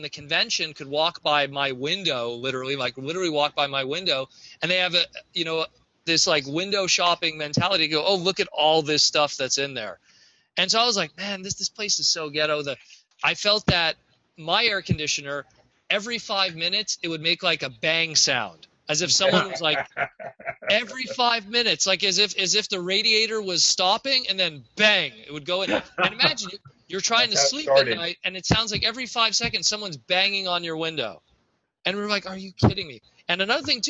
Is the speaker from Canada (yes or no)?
yes; Canada; I'm Canadian